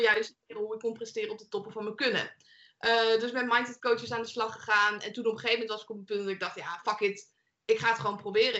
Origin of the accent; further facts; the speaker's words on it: Leiden, South Holland, Netherlands; ik kom zelf uit Leiden. Mijn, het huis, ik ben toevallig nu in mijn ouderlijk huis